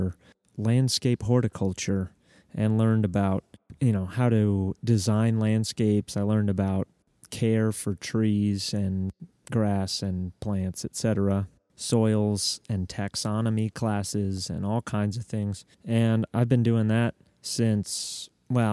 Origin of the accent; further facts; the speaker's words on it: Denver, Colorado, United States; moved away as an adult; now in Nashville, United States; I am from Denver, Colorado